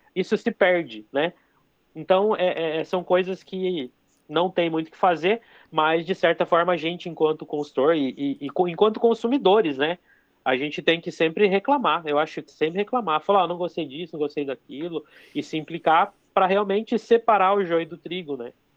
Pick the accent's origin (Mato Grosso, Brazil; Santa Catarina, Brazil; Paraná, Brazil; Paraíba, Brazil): Paraná, Brazil; Toledo; Eu sou de Toledo.